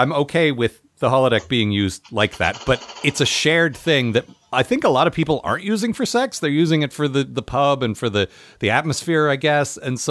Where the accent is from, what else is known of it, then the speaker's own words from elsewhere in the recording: United States; Now, I'm American